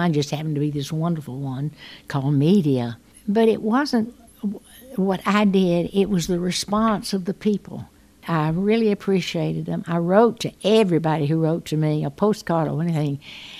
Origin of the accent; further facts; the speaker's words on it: the South, United States; I'm going to take them all because I'm from the South and I'm going to be something different in the Midwest.